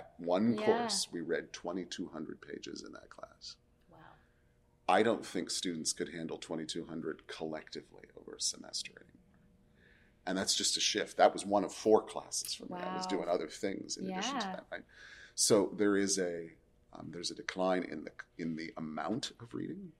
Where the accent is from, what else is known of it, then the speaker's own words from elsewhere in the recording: Pacific Northwest, United States; I grew up in the Pacific Northwest. The Oregon coast is my happy place.